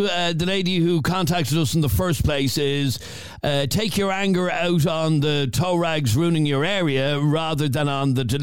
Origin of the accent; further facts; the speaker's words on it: Killinarden, County Dublin, Ireland; Adrian, I'm from Killinarden, and you won't both want to be careful about what you're saying.